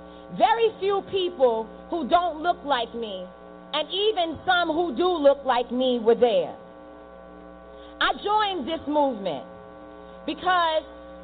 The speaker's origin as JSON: {"language": "English", "town": "New York City", "region": "New York", "country": "United States", "tie": "born there", "said": "I was born in Harlem in New York City in the 1980s when the crack epidemic tore through our communities and destroyed our families."}